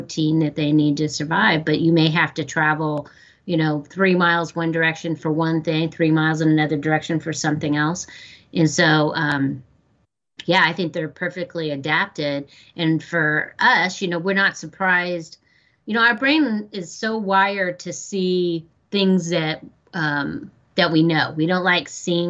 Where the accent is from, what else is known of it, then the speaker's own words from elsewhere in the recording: Porterville, California, United States; I also was born and raised in Porterville, California